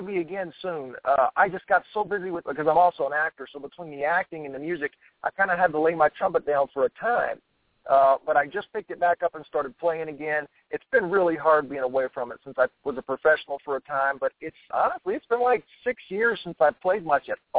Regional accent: South Louisiana, United States; my influence is growing up in South Louisiana.

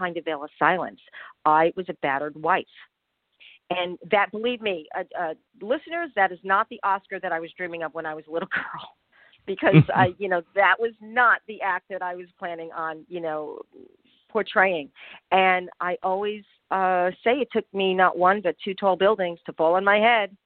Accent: Long Island, New York, United States; also born or lived in Connecticut; I was born in Connecticut and raised in the suburbs of New York, Long Island, New York, to be exact

